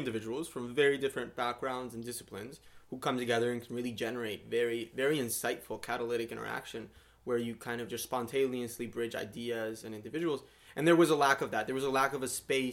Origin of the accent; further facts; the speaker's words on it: Miami, Florida, United States; moved away as an adult; also born or lived in Colombia; now in Ithaca, United States; I'm a Colombian. I grew up in Miami